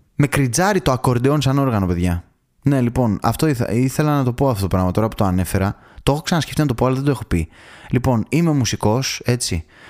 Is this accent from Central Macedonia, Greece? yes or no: yes; Thessaloniki, Central Macedonia, Greece; εγώ δηλαδή που μεγάλωσα στη Θεσσαλονίκη